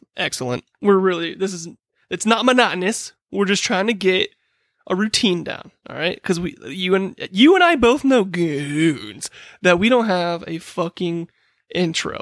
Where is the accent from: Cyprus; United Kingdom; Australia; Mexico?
United Kingdom; I'm British.